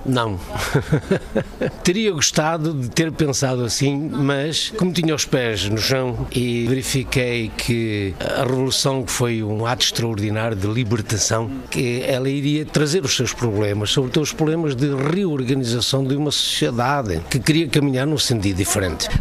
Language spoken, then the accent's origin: Portuguese; Portugal; also born or lived in Brasília, Brazil; now in Germany; só sou português